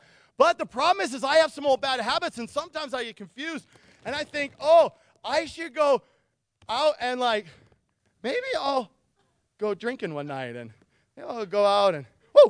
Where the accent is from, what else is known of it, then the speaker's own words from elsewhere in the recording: Nikiski, Alaska, United States; I grew up in Nikiski. Birds don't live by the chemical plant.